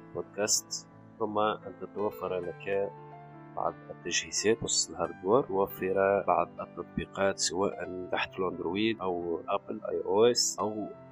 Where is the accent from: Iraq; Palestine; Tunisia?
Tunisia; عندنا في تونس